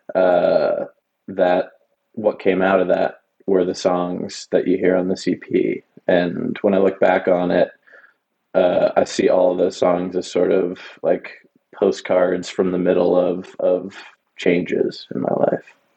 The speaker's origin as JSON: {"language": "English", "town": "Pittsburgh", "region": "Pennsylvania", "country": "United States", "tie": "born or raised there", "moved": "yes", "lives_now": "Austin, United States", "said": "just outside of Pittsburgh, PA, which is my uh, my hometown"}